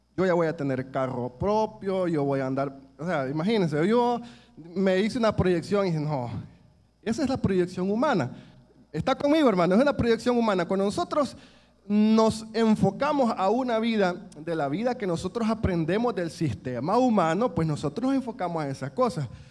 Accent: El Salvador; nuestro país

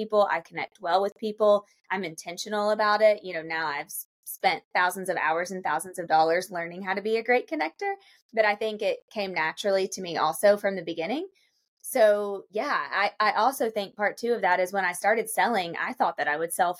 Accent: Lexington, Kentucky, United States; moved away as an adult; now in Charleston, United States; I'm from Lexington, Kentucky

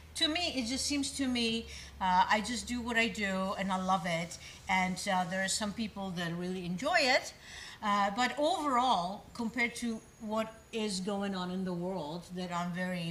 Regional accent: Prague, Czechia; moved away; I am Czech by birth. I was born in Prague

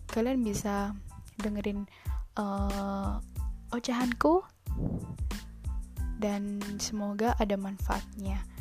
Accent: Solo, Central Java, Indonesia; now in Yogyakarta, Indonesia; Aku tinggal di Jogja eh, Aku tuh orang Solo Bapak itu asli Solo, ibu asli Magelang.

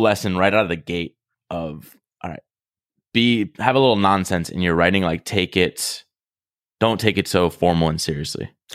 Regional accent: Rhode Island, United States; moved away; I'm in my hometown right now and I know a lot of people that haven't seen hardly anything outside of Rhode Island

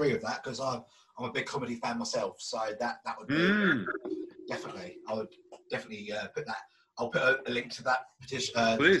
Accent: Chatham, South East England, United Kingdom; It's like that in my hometown where I was born, in Chatham and Kent.

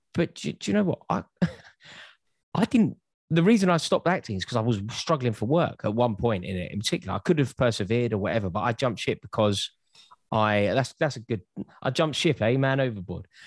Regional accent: London, United Kingdom; I'm from North London

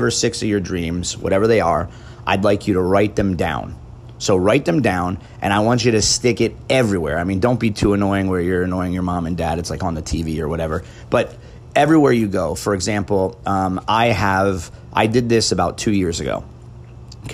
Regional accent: United States; a American and fan of the U.S. national team

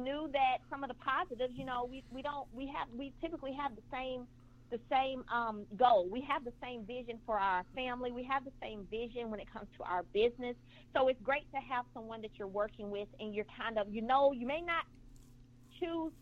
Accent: Brundidge, Alabama, United States; moved away as an adult; now in Huntsville, United States; I'm from a very, very small town called Brundage, Alabama

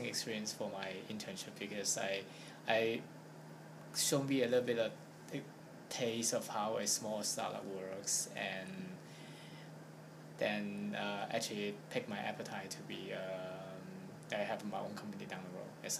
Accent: Hong Kong; I'm from Hong Kong

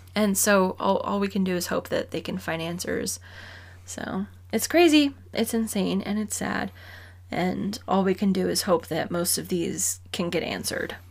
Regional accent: Arizona, United States; we're from Arizona

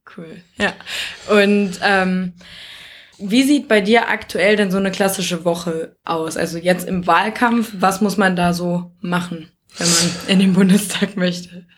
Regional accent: Nordheim, Germany; aus Nordheim, wo ich herkomme

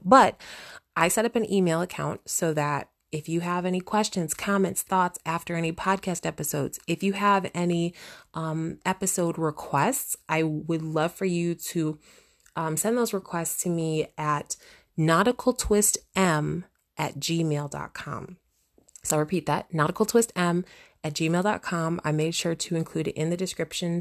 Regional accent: United States; I'm from the United States

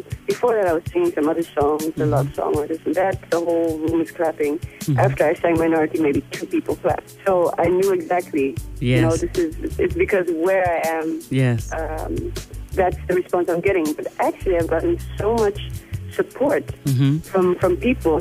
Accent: Netherlands; moved away as an adult; now in Namibia; I grew up mainly in the Netherlands, where the climate is completely different

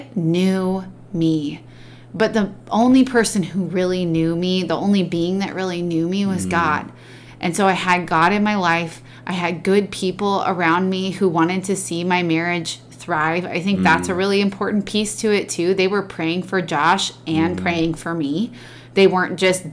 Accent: Oregon, United States; we grew up in Oregon

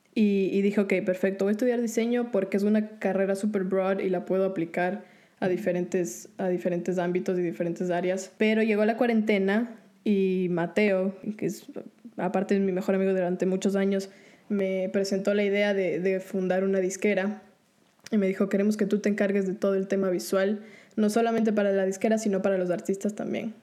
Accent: Ecuador; now in Orlando, United States; yo el país en el que crecí, en Ecuador, no veía un, futuro muy claro estudiando música. Después se presentó la oportunidad de mudarme a Estados Unidos

